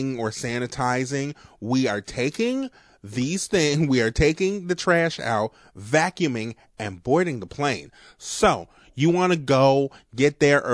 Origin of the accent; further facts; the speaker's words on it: New Orleans, Louisiana, United States; accent: New Orleans; my New Orleans accent